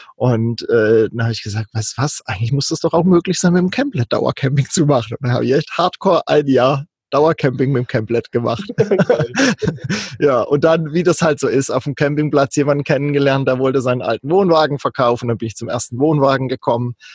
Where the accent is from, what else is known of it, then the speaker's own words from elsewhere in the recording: Kaiserstuhl, Baden-Württemberg, Germany; moved away as an adult; also born or lived in North Frisia; ich bin ursprünglich ähm, in Süddeutschland aufgewachsen am schönen Kaiserstuhl und war da bis Ende 20